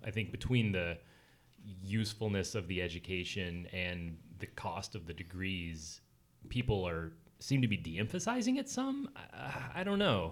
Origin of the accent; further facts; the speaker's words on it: the South, United States; I'm from the South